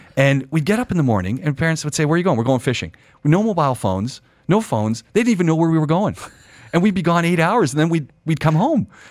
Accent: Ajax, Ontario, Canada; moved away; also born or lived in Montreal; I'm a Canadian, so I, I grew up, uh, in Ontario, so people who know Canada, outside Toronto, about twenty minutes outside Toronto in a town called Ajax

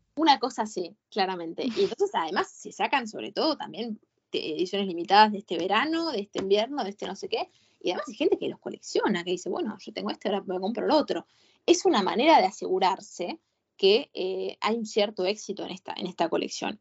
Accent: Argentina; yo soy una buena argentina

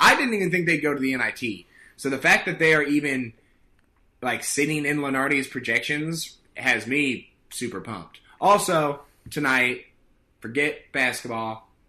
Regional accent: Iowa, United States; now in New York, United States; when I do tell anyone from New York that I'm from Iowa, they look at me as if I, like, grew up next to pigs.

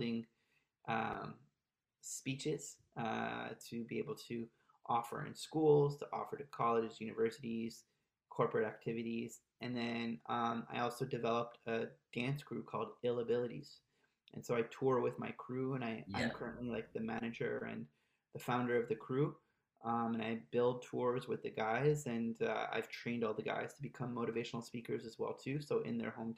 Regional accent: Maryland, United States; moved away as an adult; also born or lived in Montreal, Canada; I grew up in Maryland

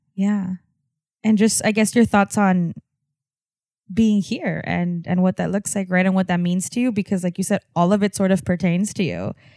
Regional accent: Texas border, United States; being on la frontera and looking the way that I look, white passing, and being a fusion of, of what that was, right? I'm Mexican, I'm American, I'm Texan

